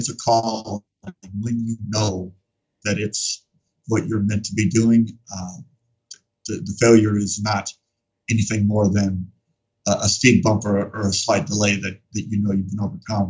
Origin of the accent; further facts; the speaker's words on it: Phoenix, Arizona, United States; I'm born and raised in Phoenix, Arizona